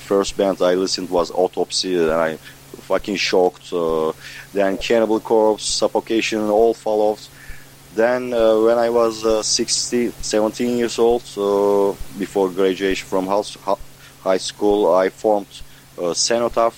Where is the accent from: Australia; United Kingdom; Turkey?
Turkey; Ankara; We are from Ankara, is a capital.